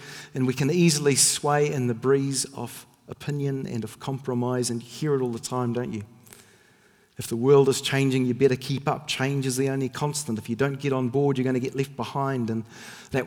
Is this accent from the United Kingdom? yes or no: yes; Northern Ireland, United Kingdom; when I was a child growing up in Northern Ireland